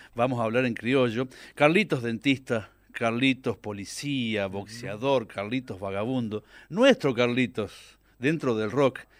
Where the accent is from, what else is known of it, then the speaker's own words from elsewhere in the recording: near Reconquista, northern Santa Fe, Argentina; accent: litoraleño mixed with Cordoban tonada; now in Córdoba, Argentina; yo soy del norte de Santa Fe, ah. de la costa